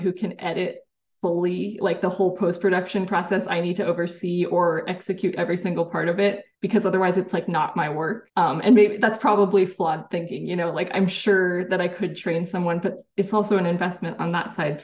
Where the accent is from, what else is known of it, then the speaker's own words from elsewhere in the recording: San Jose, California, United States; also born or lived in Washington State; growing up in Silicon Valley and the school I went